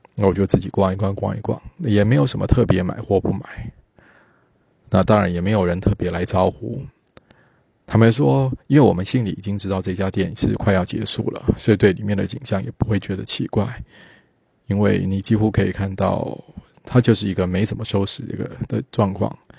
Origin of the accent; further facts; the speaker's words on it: Taiwan; 毕竟我们台湾人老是对说对黄大仙并不熟